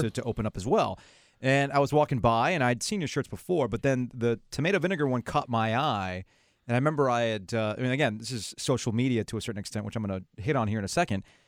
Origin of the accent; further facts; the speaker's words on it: South Florida, United States; moved away; I'm a freaking product of Cuban immigrants growing up in South Florida.